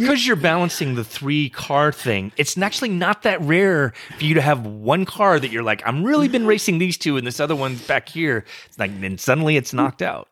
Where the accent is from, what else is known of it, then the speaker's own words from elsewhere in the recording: Texas, United States; I am from Texas